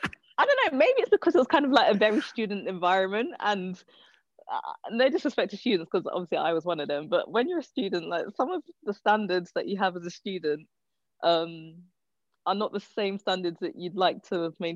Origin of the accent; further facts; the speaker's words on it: London, United Kingdom; I don't know. I don't really have anything to compare it to, I guess.